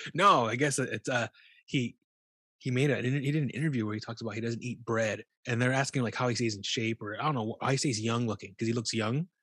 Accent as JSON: {"language": "English", "town": "Bakersfield", "region": "California", "country": "United States", "tie": "born or raised there", "moved": "yes", "lives_now": "San Diego, United States", "said": "I grew up in Bakersfield"}